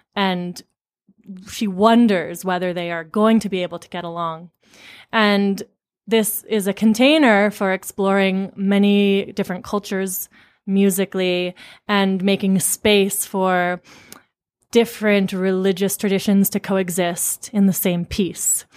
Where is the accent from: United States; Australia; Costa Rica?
United States; Amherst, Massachusetts; I grew up in Amherst, Massachusetts